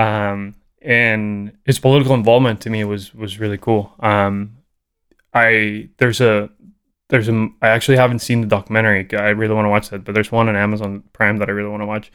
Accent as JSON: {"language": "English", "country": "Costa Rica", "tie": "born or raised there", "second_language": "English", "moved": "as an adult", "lives_now": "United States", "said": "growing up in Costa Rica, you get super exposed, exposed to reggae"}